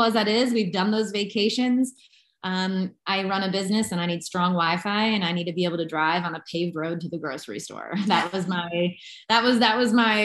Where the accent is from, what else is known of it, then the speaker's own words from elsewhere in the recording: United States; moved away as an adult; now in Panama; I'm from the United States